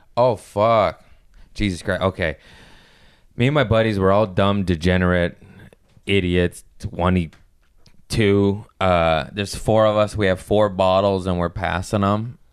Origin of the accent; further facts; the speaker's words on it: Torrance, California, United States; We're all from Torrance.